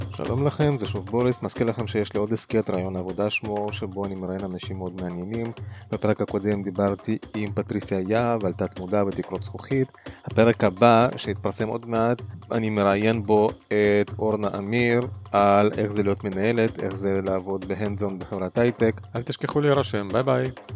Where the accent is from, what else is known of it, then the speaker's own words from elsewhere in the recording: Moldova; now in Israel; אני נולדתי ברפובליקה של מה שהייתה פעם ברית המועצות שנקראת מולדובה